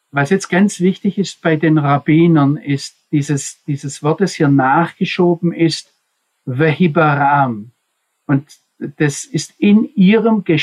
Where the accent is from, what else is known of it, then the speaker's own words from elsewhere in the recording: Swabia, Germany; accent: Swabian; Also mein schwäbischer Akzent kommt von daher, wo ich aufgewachsen bin.